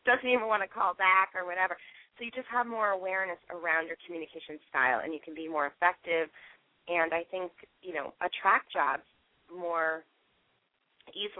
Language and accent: English; Schenectady, New York, United States; I'm from Schenectady, New York